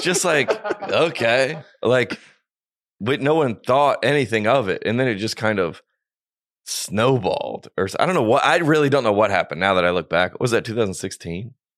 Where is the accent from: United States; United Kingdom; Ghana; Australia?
United States; the South; I grew up homeschooled Christian in the South and son of a pastor